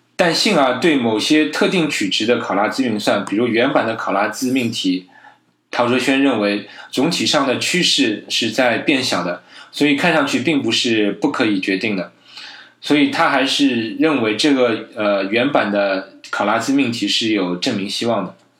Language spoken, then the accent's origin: Chinese; China; 我觉得我们中国人的科普之路还是任重道远